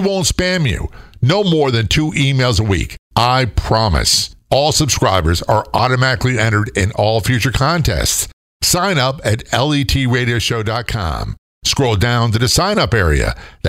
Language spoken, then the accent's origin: English; Norfolk, Virginia, United States; You know, I grew up in a military town. I grew up in Norfolk, Virginia. And, well, I lived everywhere.